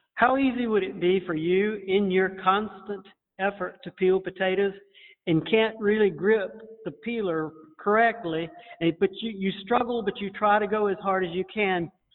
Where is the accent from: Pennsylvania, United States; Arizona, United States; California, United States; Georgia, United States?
Georgia, United States; Montezuma; we come from Montezuma, Georgia